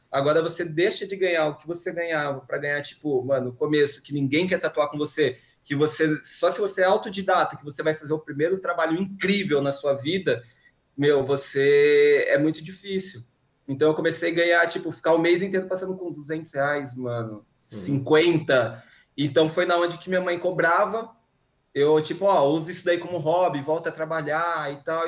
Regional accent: Americana, São Paulo, Brazil; moved away as an adult; eu sou do interior, né, de Americana

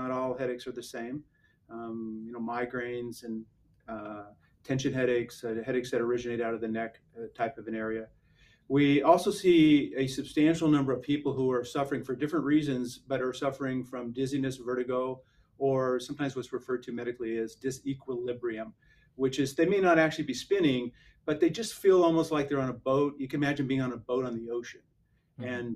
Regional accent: Idaho, United States; moved away as an adult; now in San Antonio, United States; I'm originally from Idaho, grew up and born and raised in Idaho

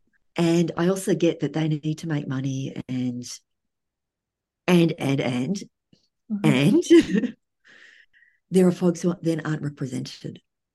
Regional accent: Australia; moved away as an adult; now in United States; being raised in Australia

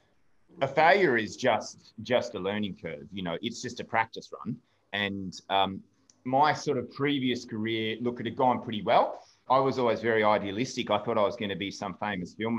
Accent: Melbourne, Victoria, Australia; moved away as an adult; now in Ireland; I'm from Melbourne myself.

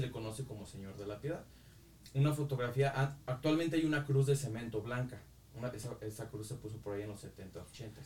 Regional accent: Yurécuaro, Michoacán, Mexico; nunca perdí eh, el amor pues por la historia de mi pueblo

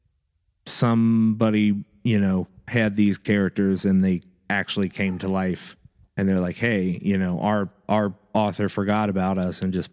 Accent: Cincinnati, Ohio, United States; Been in this town my entire life.

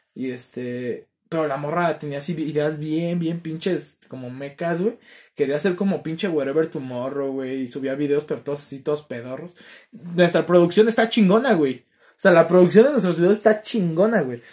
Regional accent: Ecatepec, State of Mexico, Mexico; soy de Catepec y sé que está feo Catepec

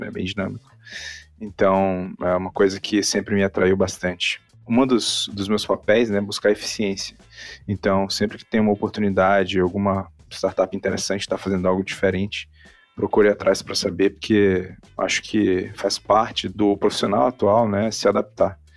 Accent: Manaus, Amazonas, Brazil; also born or lived in Fortaleza; now in São Paulo, Brazil; Eu sou de Manaus, morei muito tempo em Fortaleza e morei em São Paulo, agora estou entre lugares, oficialmente moro em São Paulo ainda

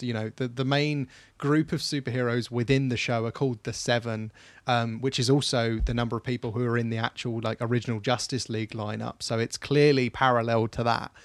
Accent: England, United Kingdom; I love being English, I love being British

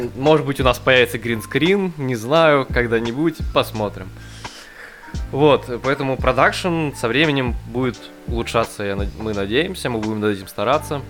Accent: Novosibirsk, Novosibirsk Oblast, Russia; мы из Новосибирска

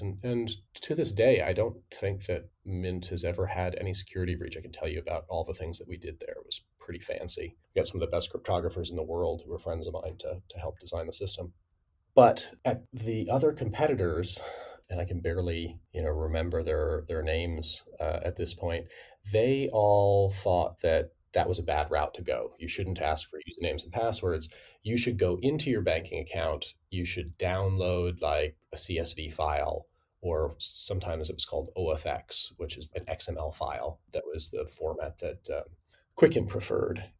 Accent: Midwest, United States; I'm from the Midwest

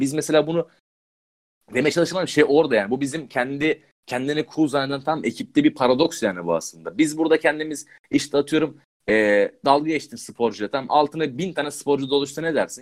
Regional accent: Balıkesir, Turkey; ben Balıkesir'in köyünde çok gittim geldim yani oralıyım.

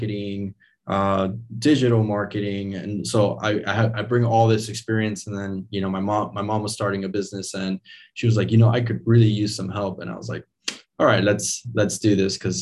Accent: Miami, Florida, United States; moved away; also born or lived in Venezuela; I was born in Venezuela, and I was raised in Miami, Florida. I moved there when I was 5 years old

